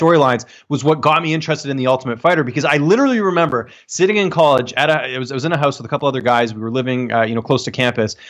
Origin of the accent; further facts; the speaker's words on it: Canada; I'm Canadian